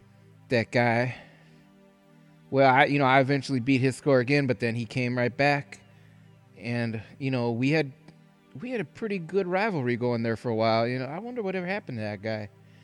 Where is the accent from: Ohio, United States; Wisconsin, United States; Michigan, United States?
Wisconsin, United States; I never shot a gun in my life. Even growing up in Wisconsin, I never hunted, never shot a gun.